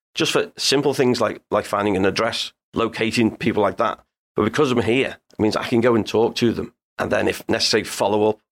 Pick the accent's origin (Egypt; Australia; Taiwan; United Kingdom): United Kingdom; Liverpool, North West England; I grew up in the Dingle. I lived around there till I was twenty-four.